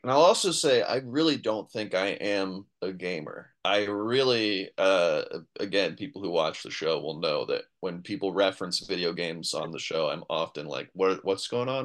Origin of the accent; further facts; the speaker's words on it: New York, United States; I grew up in New York